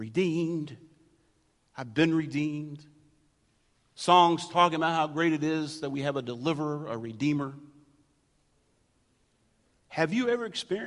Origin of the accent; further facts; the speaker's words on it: United States; Just because I'm white, middle class, American, and pastor